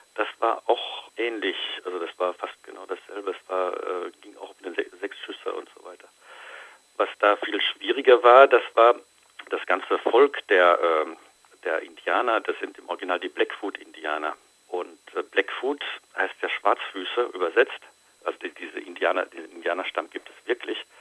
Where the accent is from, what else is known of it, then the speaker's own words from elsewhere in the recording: Germany; bei uns in Deutschland